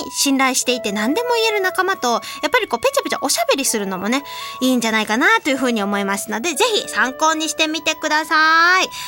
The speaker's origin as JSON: {"language": "Japanese", "region": "Hiroshima", "country": "Japan", "tie": "born or raised there", "said": "広島市出身なんですけれども、"}